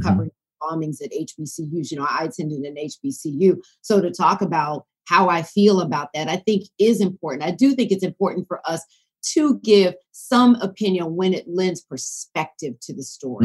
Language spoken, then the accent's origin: English; Decatur, Georgia, United States; moved away; I grew up in the Atlanta area